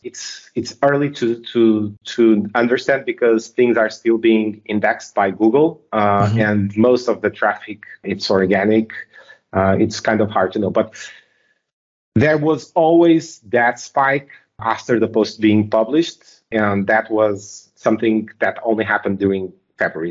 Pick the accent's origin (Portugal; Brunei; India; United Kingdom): Portugal; I'm from Portugal.